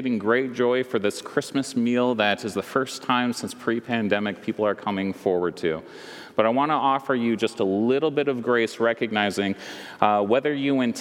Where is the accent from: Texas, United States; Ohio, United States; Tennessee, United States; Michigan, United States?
Michigan, United States; West; I grew up in West Michigan